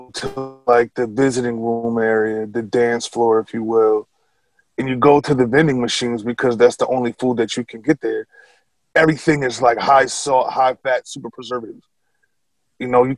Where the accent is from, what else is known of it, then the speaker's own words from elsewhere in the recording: Albany, New York, United States; also born or lived in Chicopee, Massachusetts; I was born and raised in Albany, New York.